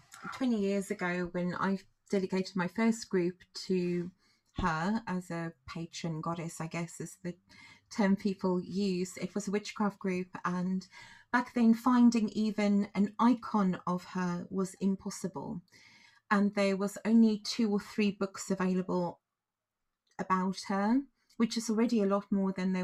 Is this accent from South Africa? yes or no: yes; South Africa; moved away as an adult; now in Glastonbury, United Kingdom; I was born in Africa, in the southernmost point of Africa, and I live in Glastonbury in Somerset, England now. And I've been in the UK for most of my adult life